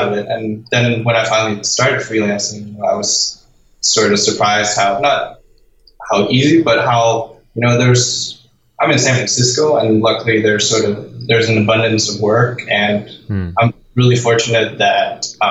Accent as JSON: {"language": "English", "country": "Denmark", "moved": "as an adult", "said": "I'm from Denmark, and in Denmark you get money from the government to study"}